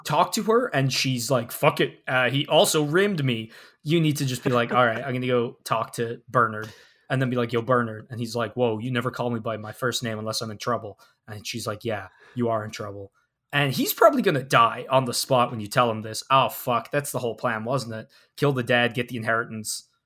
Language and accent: English; Ireland; growing up in Ireland